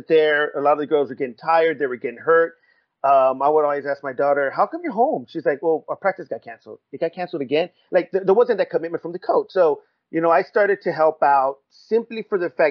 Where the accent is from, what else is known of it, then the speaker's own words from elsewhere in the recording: Riverside, California, United States; I'm from Rubido, from Riverside